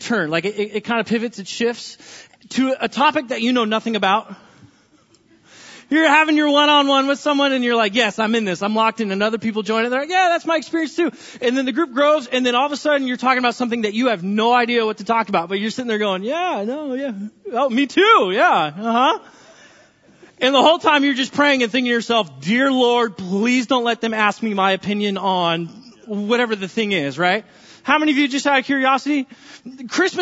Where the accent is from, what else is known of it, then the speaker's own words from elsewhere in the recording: California, United States; now in Linden; I'm from California